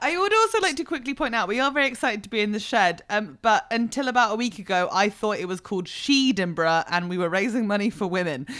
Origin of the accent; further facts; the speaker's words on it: Fleet, South East England, United Kingdom; moved away as an adult; also born or lived in Berlin; I was brought up in Fleet, which is a service station on the M three.